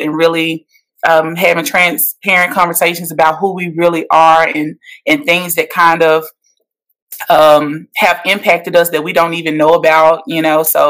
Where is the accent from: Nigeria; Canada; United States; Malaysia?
United States; Metcalfe, Mississippi; now in Nashville, United States; I'm from Metcalf, Mississippi. I now reside in Nashville, Tennessee.